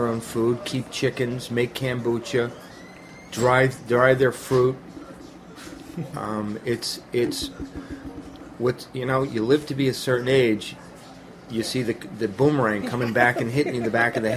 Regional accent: near Manchester, New Hampshire, United States; Manchester, New Hampshire. which is close to my hometown. It's 30 minutes away.

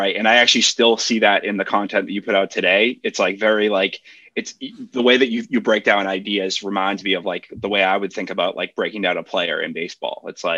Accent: Boston, Massachusetts, United States; I grew up in Boston

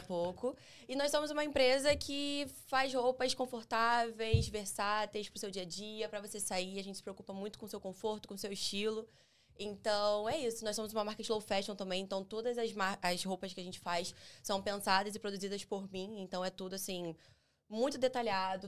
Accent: Rio de Janeiro, Brazil; eu nasci em Bangu

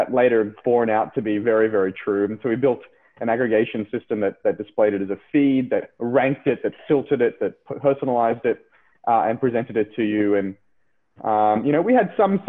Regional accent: Brisbane, Queensland, Australia; moved away as an adult; also born or lived in San Francisco; I'm from Brisbane

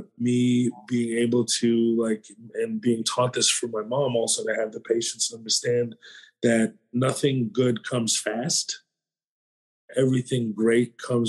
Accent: the South, United States; I grew up in the South

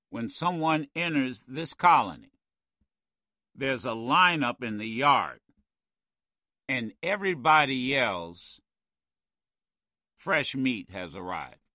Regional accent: New York, United States; I'm from New York. I know Trump.

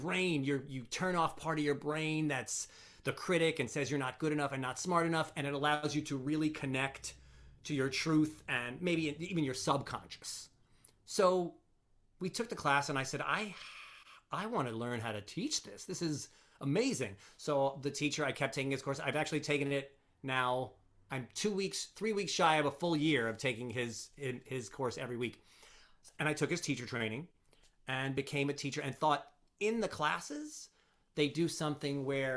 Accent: Long Island, New York, United States; now in New Jersey, United States; I'm from Long Island

